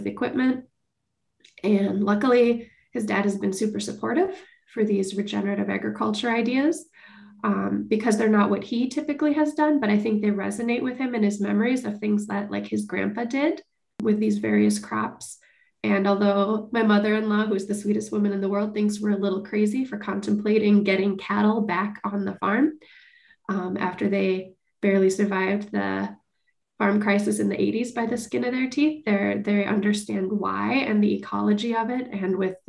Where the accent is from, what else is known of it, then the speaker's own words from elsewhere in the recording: Bloomington, Minnesota, United States; I grew up in Bloomington